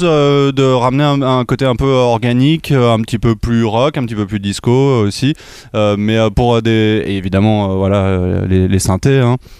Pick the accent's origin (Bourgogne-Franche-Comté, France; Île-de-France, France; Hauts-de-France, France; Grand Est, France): Île-de-France, France; Bougival